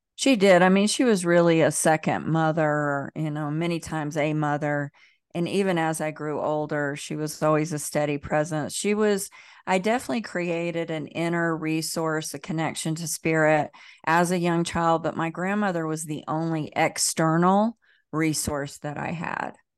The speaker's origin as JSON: {"language": "English", "region": "the South", "country": "United States", "tie": "born or raised there", "said": "I grew up in the South, in the Bible Belt"}